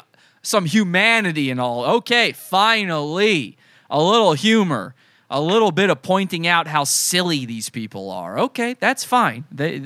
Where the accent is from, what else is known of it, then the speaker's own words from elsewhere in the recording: Wisconsin, United States; I'm from Wisconsin.